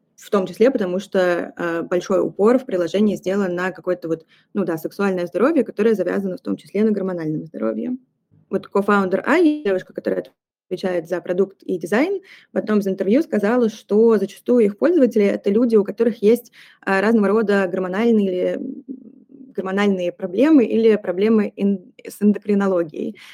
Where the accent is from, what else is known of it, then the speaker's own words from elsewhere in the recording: Saint Petersburg, Russia; moved away as an adult; now in Paris, France; сейчас я нахожусь в Петербурге, это мой родной город, а вообще я живу в Париже